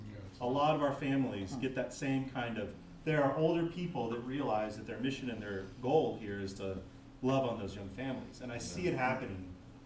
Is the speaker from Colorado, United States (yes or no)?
yes; Colorado, United States; now in San Jose, United States; I grew up in Colorado, my wife grew up in Virginia, her folks live in Arkansas.